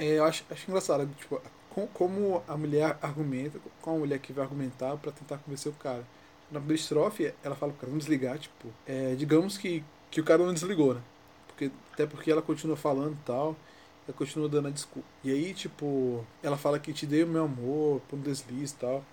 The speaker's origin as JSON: {"language": "Portuguese", "region": "Northeast Region", "country": "Brazil", "said": "sou nordestino"}